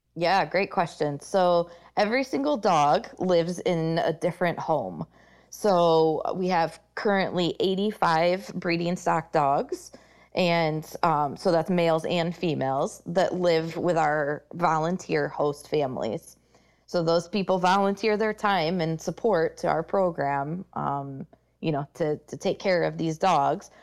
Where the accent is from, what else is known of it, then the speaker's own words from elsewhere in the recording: Michigan, United States; moved away as an adult; Leader Dogs for the Blind is based out of Michigan, and that's actually my home state